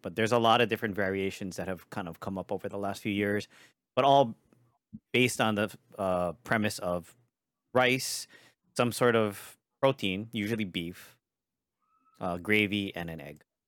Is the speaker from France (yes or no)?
no; Hawaii, United States; I'm from Hawaii